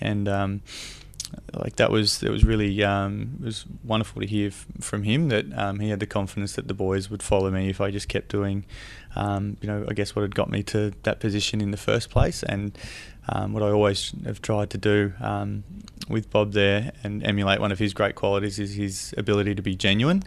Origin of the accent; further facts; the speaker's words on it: Camperdown, Victoria, Australia; I grew up in Camper Down, down in, um, Western Victoria, and it's only a small town of about three thousand people